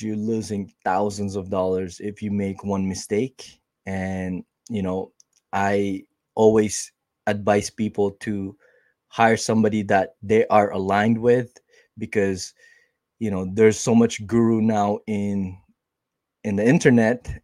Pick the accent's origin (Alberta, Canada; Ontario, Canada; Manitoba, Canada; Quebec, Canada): Manitoba, Canada; Winnipeg; I am from Winnipeg, Canada